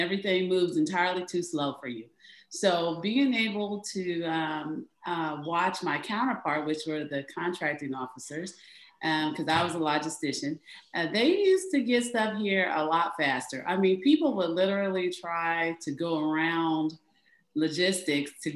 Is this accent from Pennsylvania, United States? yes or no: yes; Erie, Pennsylvania, United States; I'm from Erie, but Pennsylvania